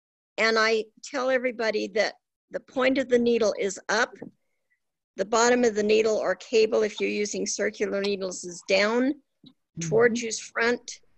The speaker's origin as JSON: {"language": "English", "town": "Salt Lake City", "region": "Utah", "country": "United States", "said": "from Salt Lake City, Utah."}